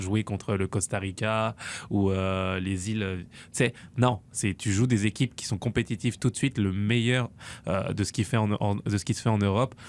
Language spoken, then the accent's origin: French; France; je suis français avant tout